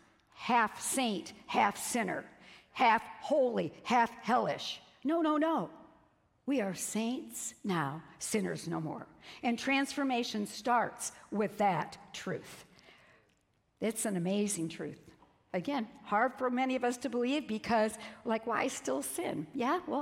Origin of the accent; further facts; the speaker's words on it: Peoria, Illinois, United States; I'm from Peoria, Illinois